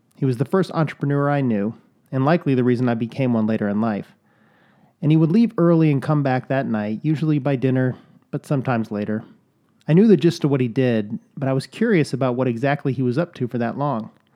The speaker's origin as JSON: {"language": "English", "town": "Chicago", "region": "Illinois", "country": "United States", "tie": "born or raised there", "said": "I can say soda, I was born in Chicago"}